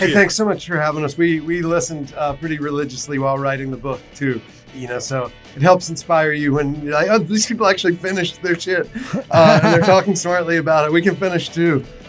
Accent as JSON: {"language": "English", "region": "South Carolina", "country": "United States", "moved": "yes", "lives_now": "Baltimore, United States", "said": "I'm originally from South Carolina."}